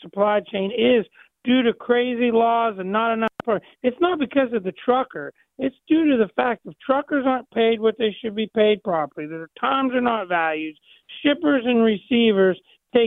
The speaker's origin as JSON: {"language": "English", "region": "Ohio", "country": "United States", "said": "I'm from Ohio, just across the river"}